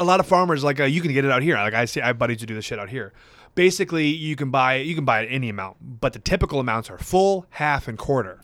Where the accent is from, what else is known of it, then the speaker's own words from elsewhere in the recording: Wisconsin, United States; I'm from Midwest boy from Wisconsin